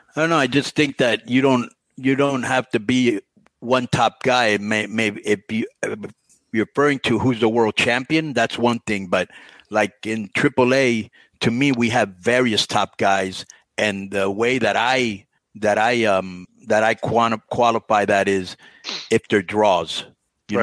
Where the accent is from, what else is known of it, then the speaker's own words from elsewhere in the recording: Miami, Florida, United States; when I was growing up in Miami